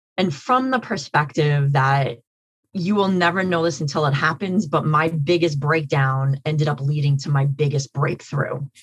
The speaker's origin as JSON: {"language": "English", "town": "New York City", "region": "New York", "country": "United States", "said": "so I'm from Queens County"}